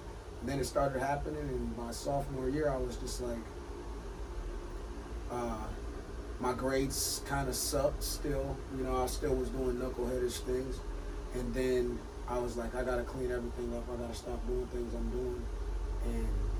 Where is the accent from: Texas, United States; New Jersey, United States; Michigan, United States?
Michigan, United States; Bay City; Born and raised in Bay City.